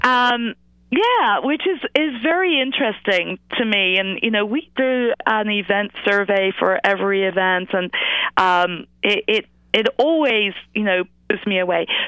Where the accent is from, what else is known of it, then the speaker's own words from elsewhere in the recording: England, United Kingdom; accent: British; moved away as an adult; now in United States; I grew up in England. Uh, I was a school teacher. I moved to the United States